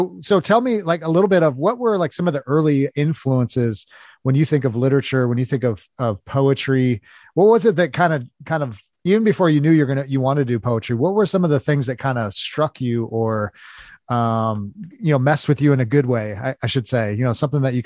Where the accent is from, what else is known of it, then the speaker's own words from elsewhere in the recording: Los Angeles, California, United States; I grew up in Los Angeles, so a lot bigger city.